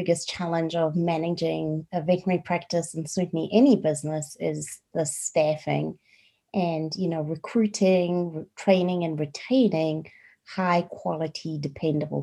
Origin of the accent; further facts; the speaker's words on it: South Africa; moved away as an adult; also born or lived in Colorado, United States / Prescott, Arizona, United States; now in United States; I am originally from South Africa